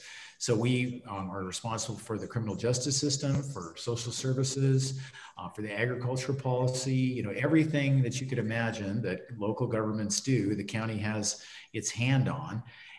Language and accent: English; Santa Barbara, California, United States; also born or lived in Lompoc; I grew up here in Santa Barbara.